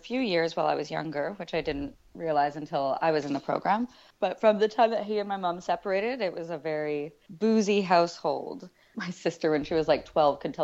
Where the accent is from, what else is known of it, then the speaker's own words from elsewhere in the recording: Richmond, British Columbia, Canada; I'm from Richmond, BC originally, which is a little suburb outside of Vancouver